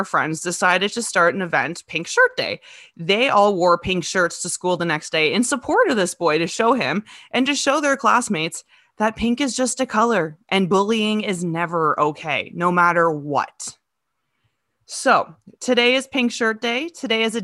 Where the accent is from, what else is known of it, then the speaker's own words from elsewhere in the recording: Kitchener, Ontario, Canada; moved away as an adult; now in Listowel, Canada; I'm from Kitchener. I grew up in Kitchener for like 25 years. And then I moved here 2.5 years ago.